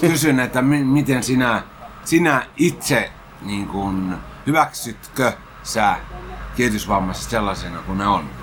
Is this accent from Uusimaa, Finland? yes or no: yes; Helsinki, Uusimaa, Finland; mä olen kyllä ihan syntynyt Helsingissä ja asunut koko lapsuuteni Hesossa.